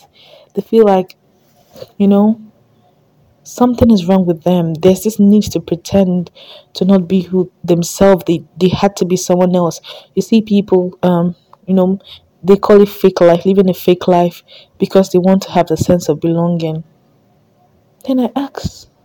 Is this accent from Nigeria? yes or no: yes; Delta, Nigeria; I'm from Delta State, so that's kind of like the native food we have in Delta